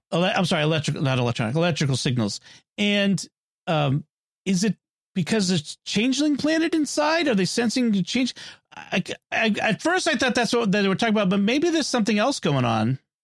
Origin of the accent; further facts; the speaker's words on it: Boston, Massachusetts, United States; I'm from Boston.